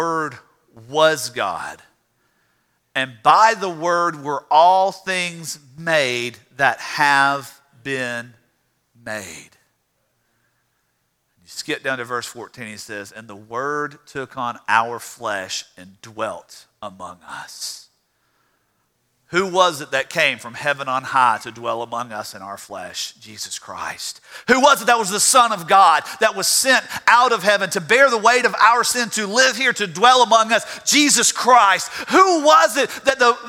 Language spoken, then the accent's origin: English; Louisiana, United States; I'm from Louisiana